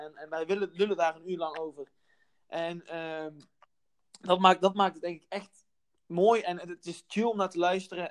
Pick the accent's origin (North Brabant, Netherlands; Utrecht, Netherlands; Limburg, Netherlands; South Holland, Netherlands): North Brabant, Netherlands; moved away as an adult; also born or lived in Amsterdam; kom ik uit het Brabantse landschap